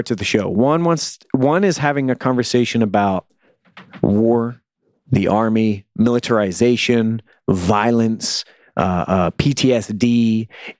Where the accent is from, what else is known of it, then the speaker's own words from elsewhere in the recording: United States; I'm a kid growing up in America, a young man who's raised on violence and violent entertainment